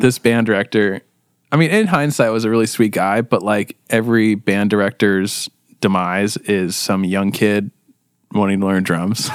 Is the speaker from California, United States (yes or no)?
yes; Costa Mesa, California, United States; I was born and raised in Costa Mesa as well